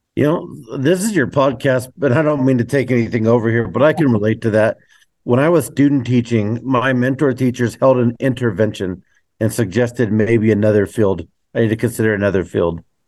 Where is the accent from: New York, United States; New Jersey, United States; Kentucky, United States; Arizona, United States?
Arizona, United States; Globe; now in Willcox, United States; I grew up in Globe and still consider it as my hometown